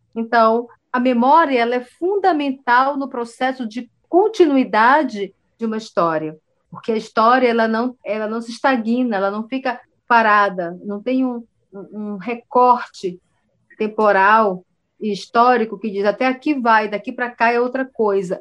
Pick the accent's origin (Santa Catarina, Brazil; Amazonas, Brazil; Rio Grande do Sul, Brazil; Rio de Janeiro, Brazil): Amazonas, Brazil; Belém do Solimões; eu nasci numa aldeia indígena no Alto Solimões, chamada Belém de Solimões